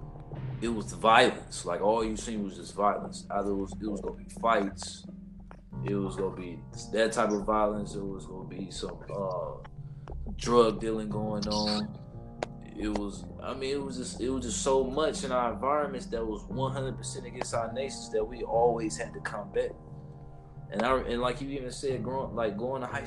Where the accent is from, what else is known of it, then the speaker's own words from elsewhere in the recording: St. Louis, Missouri, United States; we grew up in St. Louis